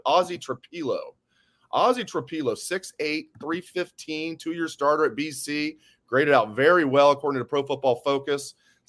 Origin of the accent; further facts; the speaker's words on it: Dayton, Ohio, United States; I'm from the Dayton area originally as well, a kid from Northmont.